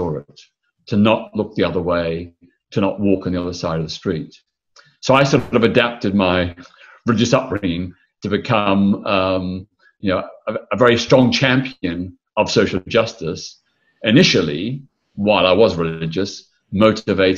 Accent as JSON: {"language": "English", "town": "Melbourne", "region": "Victoria", "country": "Australia", "tie": "born or raised there", "said": "I was born in Melbourne, Australia in 1952. I grew up in the 1950s and 60s"}